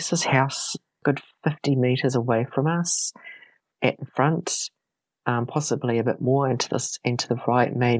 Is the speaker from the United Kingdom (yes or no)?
no; Carterton, Wellington, New Zealand; my hometown in Carterton